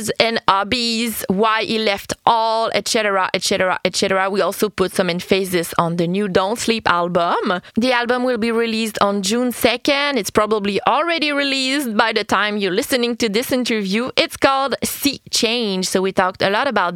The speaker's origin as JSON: {"language": "English", "region": "Quebec", "country": "Canada", "first_language": "French", "second_language": "English", "said": "I'm French-Canadian"}